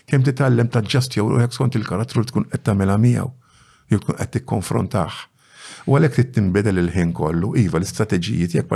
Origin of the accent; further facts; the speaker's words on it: Bormla, Malta; trabbejt f'waħda mill-arbiċċiet forsi ta' Bormla, viċin Santa fiċin Verdala, Bronx City.